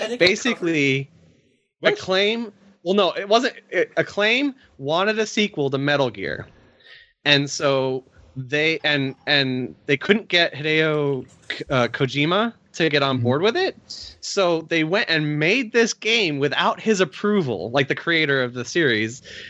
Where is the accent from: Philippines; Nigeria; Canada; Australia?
Australia; Speaking of political cartoon stereotypes, Monterey Jack, I was always offended by as an Australian.